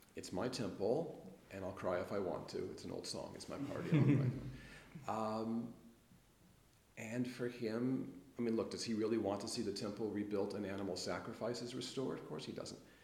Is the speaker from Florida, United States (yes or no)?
no; Los Angeles, California, United States; But I grew up in Los Angeles